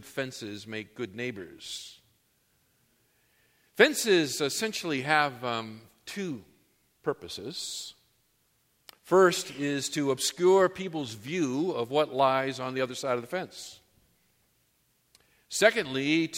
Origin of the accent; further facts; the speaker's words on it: New England, United States; now in Southern California, United States; When I grew up in New England